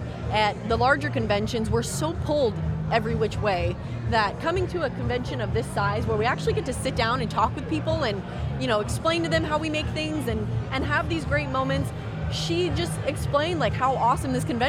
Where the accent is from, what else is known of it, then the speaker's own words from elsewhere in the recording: Vacaville, California, United States; So I'm from Vacaville, which is about 3 hours away from here.